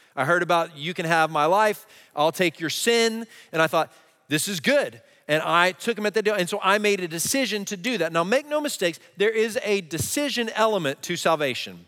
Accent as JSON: {"language": "English", "region": "Texas", "country": "United States", "tie": "born or raised there", "said": "I grew up in Texas in a Christian"}